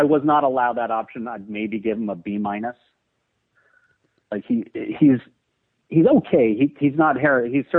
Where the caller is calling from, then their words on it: Portland, Oregon, United States; Despite the 310 area code, I'm calling from Portland, Oregon.